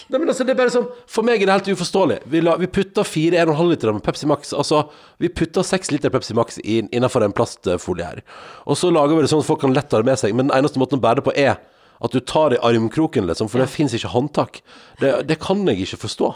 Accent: Sogn og Fjordane, Vestland, Norway; now in Oslo, Norway; hjem til der jeg kommer fra, til Sogn og Fjordane

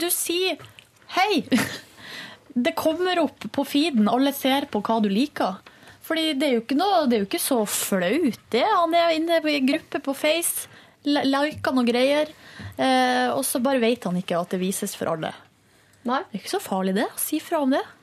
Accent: Northern Norway, Norway; now in Oslo, Norway; i Nord-Norge, der jeg kommer fra

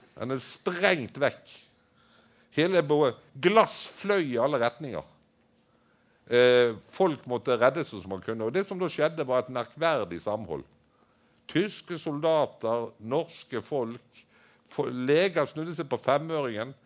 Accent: Bergen, Vestland, Norway; hjemme i St. Olavs i Bergen

